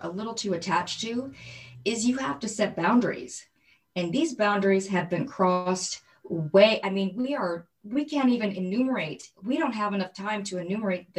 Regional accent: Michigan, United States; I grew up in Michigan

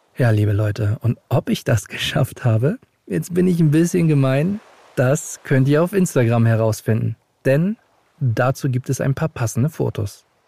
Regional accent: Hamburg, Germany; moved away as an adult; now in Berlin, Germany; ich bin 35 Jahre alt, gebürtiger Hamburger und lebe seit einigen Jahren in Berlin

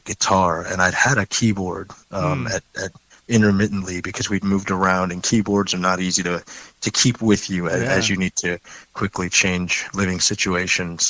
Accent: Baltimore, Maryland, United States; moved away as an adult; also born or lived in Ohio; now in Seattle, United States; I grew up in Baltimore

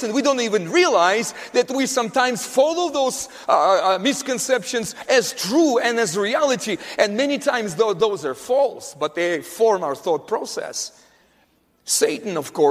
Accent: Russia; growing up in Russia, in the Soviet Union, Soviet Russia

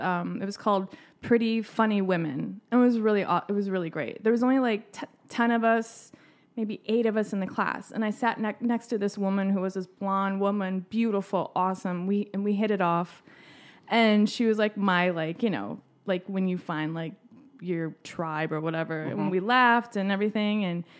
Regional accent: Tyler, Texas, United States; No, I grew up in Tyler.

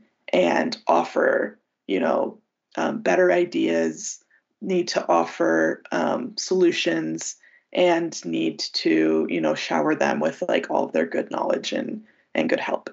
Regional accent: United States; as an American and as a Westerner

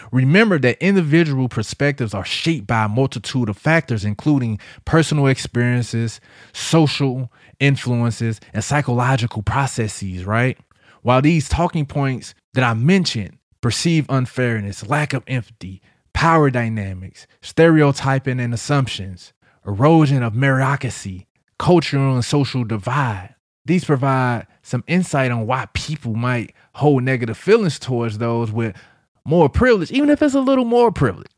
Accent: St. Louis, Missouri, United States; I'm hood nigga from Saint Louis.

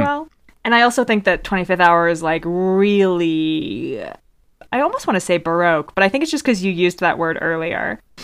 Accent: New York City, New York, United States; us as New Yorkers

